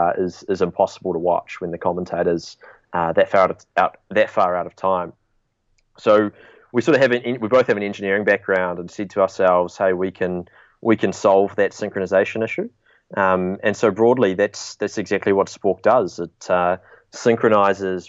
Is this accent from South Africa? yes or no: no; New Zealand; we're originally from New Zealand. I'm actually coming to you over the phone from New Zealand today